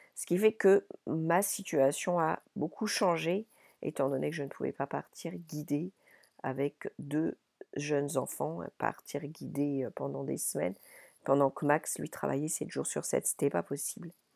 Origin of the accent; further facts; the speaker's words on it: Paris region, Île-de-France, France; moved away as an adult; also born or lived in Paimpol, Brittany / Ireland; je suis née dans les Côtes d'Armor, à Paimpol, et lorsque j'avais environ deux ans, j'ai quitté la Bretagne avec mes parents pour aller m'installer à Paris